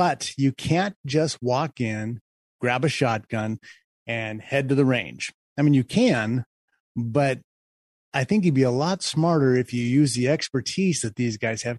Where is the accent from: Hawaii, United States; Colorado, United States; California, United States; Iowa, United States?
California, United States; Covina; I grew up here in Covina, Glendora area.